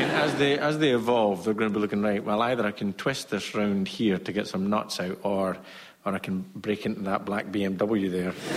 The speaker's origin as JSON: {"language": "English", "region": "Scotland", "country": "United Kingdom", "said": "as a Scot"}